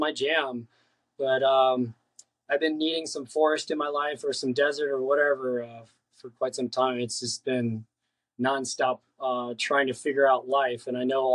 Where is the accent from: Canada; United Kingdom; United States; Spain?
United States; Colorado; also born or lived in California; now in Long Beach, United States; I was born here in California, but lived most of my life in Colorado. I was a mountain boy